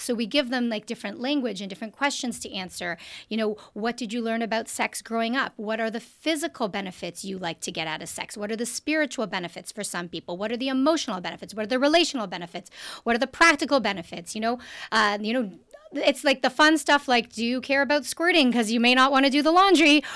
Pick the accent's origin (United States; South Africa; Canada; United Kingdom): Canada; I'm also Canadian.